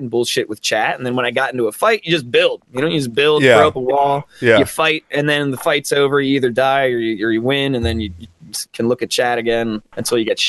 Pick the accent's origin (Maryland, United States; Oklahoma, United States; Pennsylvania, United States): Pennsylvania, United States; outside Philadelphia; Pennsylvania, outside Philly area